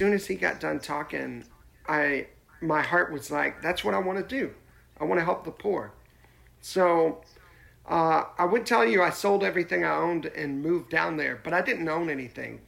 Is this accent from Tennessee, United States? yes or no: yes; Nashville, Tennessee, United States; I grew up in Nashville